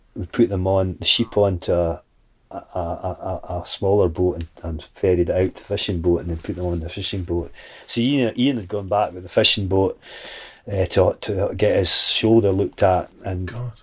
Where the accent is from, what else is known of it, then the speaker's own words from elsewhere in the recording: Mull, Scotland, United Kingdom; when I came back to Mull